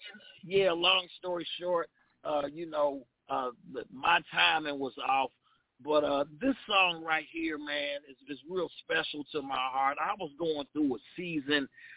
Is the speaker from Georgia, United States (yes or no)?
no; West Palm Beach, Florida, United States; now in Boca Raton, United States; I'm from the West Palm Beach area, but I live in Boca Raton